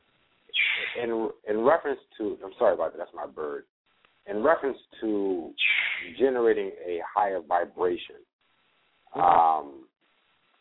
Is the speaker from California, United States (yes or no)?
yes; California, United States; now in Charlotte, United States; I'm originally from California, but I currently reside in Charlotte